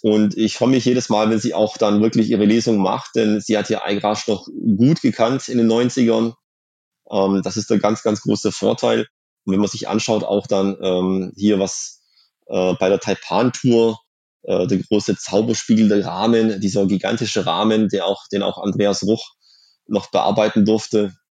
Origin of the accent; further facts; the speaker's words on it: Swabian Jura, Baden-Württemberg, Germany; in der Schwäbischen Alb, wo ich aufgewachsen bin.